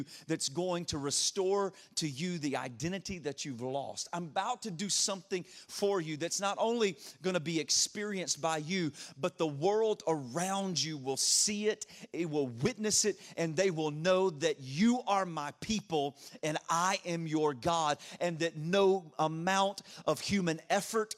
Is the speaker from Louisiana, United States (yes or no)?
yes; Louisiana, United States; accent: a little bit of a draw; moved away as an adult; also born or lived in Detroit area; now in Ashburn, United States; I grew up in Louisiana